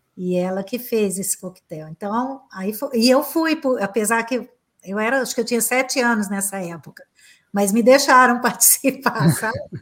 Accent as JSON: {"language": "Portuguese", "town": "Uberaba", "region": "Minas Gerais", "country": "Brazil", "tie": "born or raised there", "also_born_or_lived": "São Paulo / Los Angeles", "said": "eu nasci em Uberaba e atualmente estou morando aqui também"}